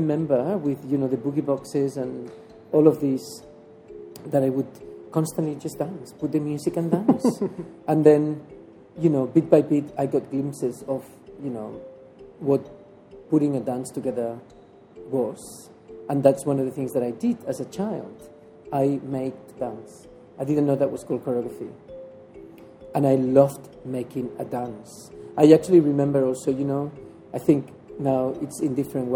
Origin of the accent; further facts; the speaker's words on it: La Garriga, Catalonia, Spain; moved away; I'm from La Garriga. I am not from Barcelona